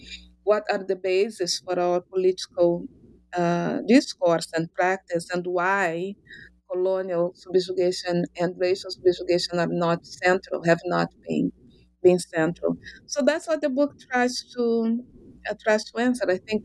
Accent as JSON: {"language": "English", "region": "Rio de Janeiro", "country": "Brazil", "said": "I am originally from Brazil, from Rio de Janeiro."}